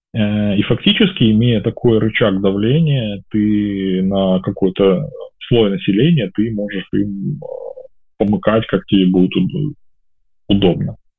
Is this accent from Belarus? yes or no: yes; Belarus; moved away as an adult; also born or lived in Kyiv; я вот выехал из Беларуси 25 августа 2020 года, вылетел в Киев